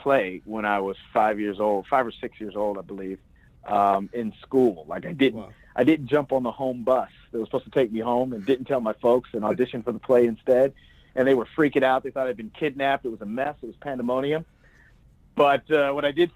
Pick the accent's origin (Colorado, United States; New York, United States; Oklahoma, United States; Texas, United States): Texas, United States; Plano; now in Los Angeles, United States; I grew up in a town called Plano, Texas, just outside of Dallas